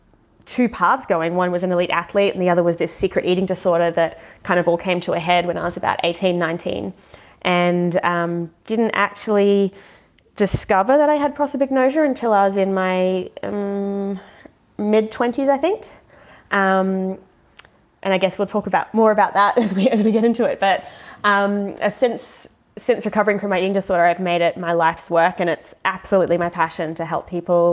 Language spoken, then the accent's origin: English; Australia; moved away as an adult; also born or lived in England / New Zealand; now in United States; I spent most of my life in Australia growing up and moved to New Zealand in my early 20s